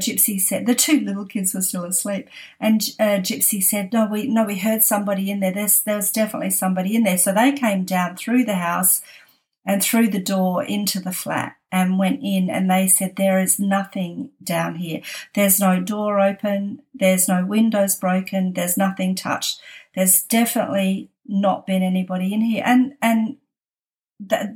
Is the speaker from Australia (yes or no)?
yes; Australia; now in San Francisco, United States; we're that Australian family